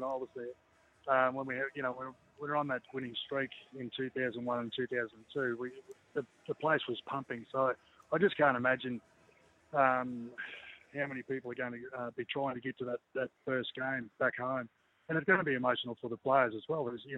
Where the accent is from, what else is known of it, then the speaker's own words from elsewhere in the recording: Queensland, Australia; being a Queenslander and knowing a lot of people in regional Queensland